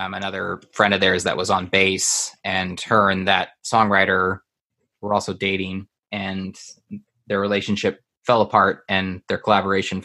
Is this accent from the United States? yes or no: yes; Houston, Texas, United States; growing up outside of Houston, and we were on like the outskirts